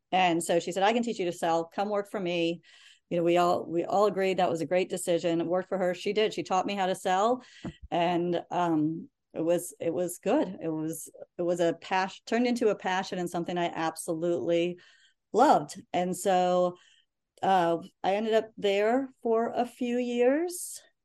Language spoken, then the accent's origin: English; Reston, Virginia, United States; also born or lived in Turkey / Harrisonburg, Virginia; I grew up in Northern Virginia